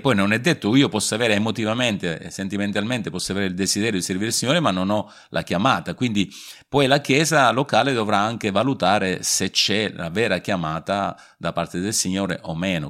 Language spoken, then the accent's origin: Italian; Sicily, Italy; now in Vasto, Italy; nato in Sicilia diversi anni fa ormai.